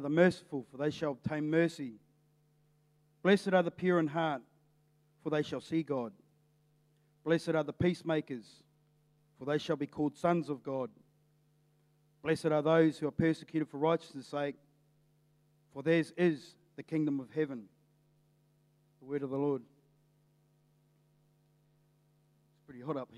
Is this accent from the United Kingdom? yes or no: no; Napier, Hawke's Bay, New Zealand; I left the Navy, and I come back to Napier